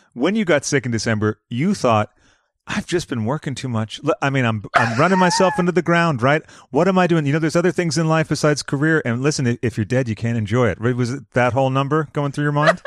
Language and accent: English; United States; us Americans